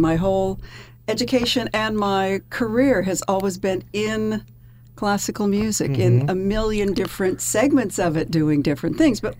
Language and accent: English; Norman, Oklahoma, United States; moved away as an adult; also born or lived in Iowa / Amsterdam / Connecticut; now in New York, United States; I grew up in Norman.